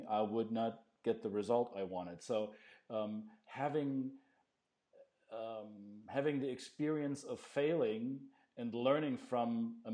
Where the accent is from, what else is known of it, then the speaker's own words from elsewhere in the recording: Belgium; accent: Belgian; It may come out with my weird Belgian accent